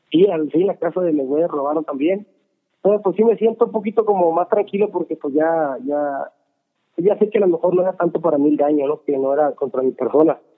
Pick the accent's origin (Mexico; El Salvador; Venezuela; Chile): Mexico; Sonora; moved away; de donde yo crecí en México, en Sonora